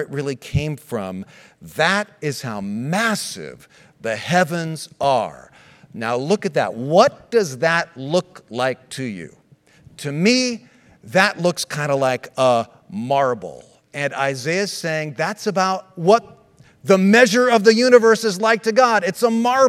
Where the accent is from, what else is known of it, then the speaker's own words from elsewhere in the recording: United States; I was born in the States, but was born as a citizen of Switzerland because my parents were Swiss